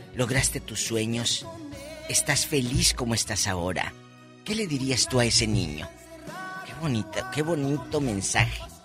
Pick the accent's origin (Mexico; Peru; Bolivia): Mexico; Matamoros, Tamaulipas; moved away as an adult; also born or lived in Mexico City; mi tierra, Tamaulipas